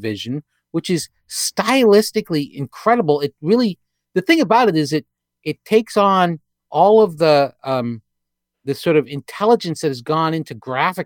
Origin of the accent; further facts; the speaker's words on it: New Hampshire, United States; I grew up in New Hampshire